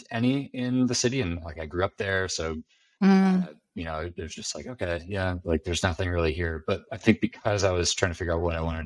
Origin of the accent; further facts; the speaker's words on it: Bakersfield, California, United States; moved away; I'm from a town called Bakersfield, which is in Central California